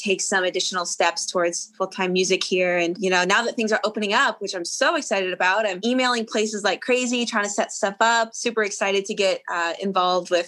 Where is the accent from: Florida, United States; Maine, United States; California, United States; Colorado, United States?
Maine, United States; Harpswell; moved away as an adult; also born or lived in Nashville, Tennessee; So in Maine, I grew up on an island, actually. So small island town called Harpswell